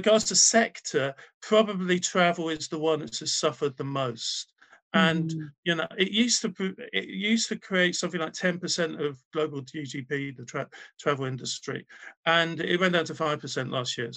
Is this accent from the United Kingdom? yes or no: yes; Wales, United Kingdom; I'm from Wales